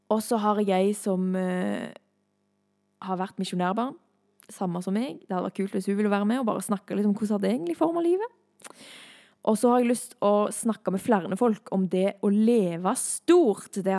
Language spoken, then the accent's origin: Norwegian; Thailand; jeg er misjonærbarn, jeg har vokst opp i Thailand. Og det var ikke alltid like kult å bo i Thailand, for min del.